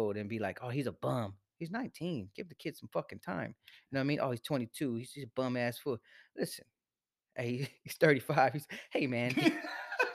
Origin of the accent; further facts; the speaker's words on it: Salinas, California, United States; We're some locals. You know, we're from Salinas